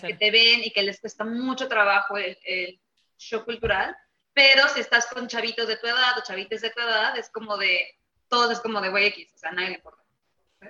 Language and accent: Spanish; Mexico; no tenemos acceso a tanta diversidad en México porque somos más mexicanos con mexicanos